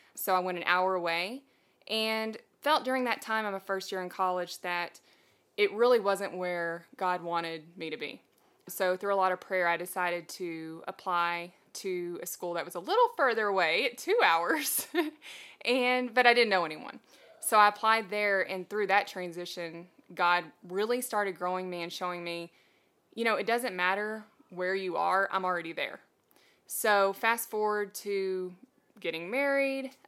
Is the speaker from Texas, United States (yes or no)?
yes; Texas, United States; moved away as an adult; also born or lived in Tennessee; I'm never leaving Texas. We are originally from Texas